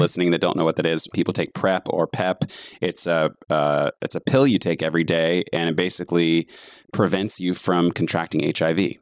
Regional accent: the South, United States; being Southern in general

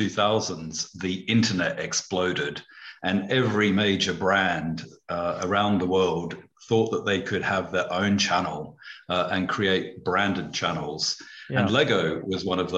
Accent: Australia; moved away as an adult; also born or lived in United Kingdom; I'd never really been outside Australia apart from one trip to Fiji

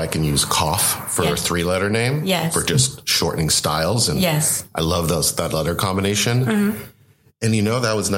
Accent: Los Angeles, California, United States; I was born and raised in Los Angeles

